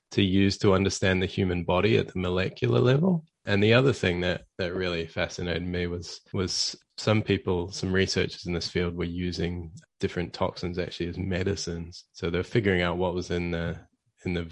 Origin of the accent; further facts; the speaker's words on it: Auckland, New Zealand; moved away as an adult; now in Australia; I was working as sort of a research technician where I grew up in Auckland